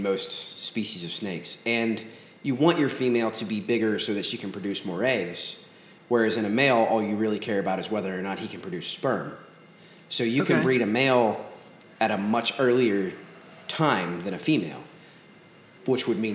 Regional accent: Cincinnati, Ohio, United States; also born or lived in Norwood, Ohio / Newtonsville, Ohio; I'm from the east side of Cincinnati, the same place my big brother's from

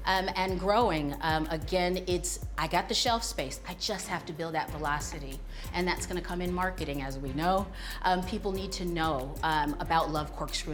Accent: Chicago, Illinois, United States; I'm from Chicago

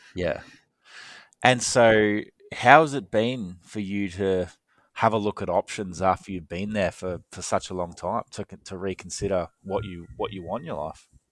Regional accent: Australia; moved away; I'm from Australia

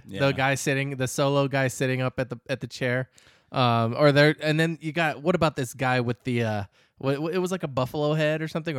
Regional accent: Arizona, United States; Because we're from Arizona, so.

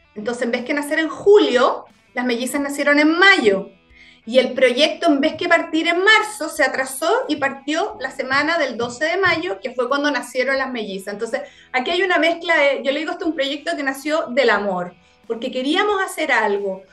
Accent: Puerto Montt, Los Lagos, Chile; moved away as an adult; yo soy nací y criada en Puerto Montt, fíjate. Toda mi vida, eh, hasta los 18

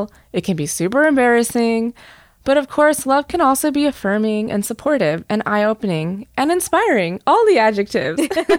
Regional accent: Ottawa, Ontario, Canada; I was born in Ottawa, but I feel like my experience merits 2.5 because my mom was born here. She grew up actually in Alberta, but she's of Indian origin. Both of her parents are Indian.

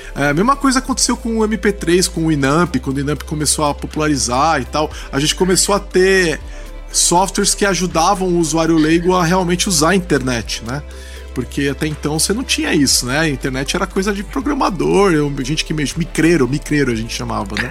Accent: Brazil; a gente é brasileiro

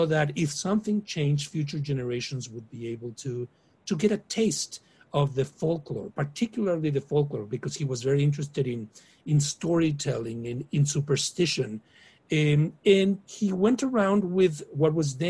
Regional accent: Mexico; moved away; the house where I grew up in Mexico as a child

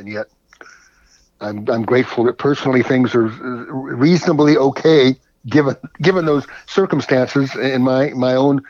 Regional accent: Berkeley, California, United States; It's in the Bay Area, for those of or even for those who don't know it, in the East Bay, in the Berkeley Hills. It had a sensational view of the Bay that I was lucky enough to grow up with.

